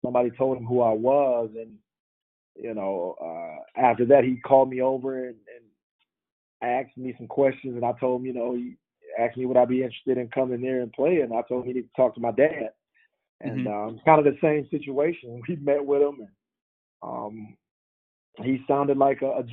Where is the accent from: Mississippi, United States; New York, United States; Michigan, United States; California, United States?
Mississippi, United States; growing up in Mississippi and growing up going to see Jackson State, Alcorn, Mississippi Valley, Southern